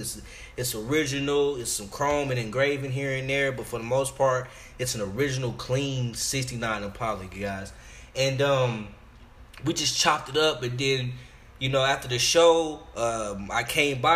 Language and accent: English; Arlington, Texas, United States; also born or lived in Chicago; I'm from Arlington, Texas, east side though